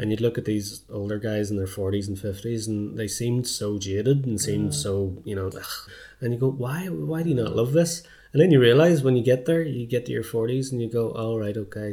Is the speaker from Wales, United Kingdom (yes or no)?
no; Belfast, Northern Ireland, United Kingdom; moved away as an adult; now in Dublin, Ireland; as I was growing up in North Belfast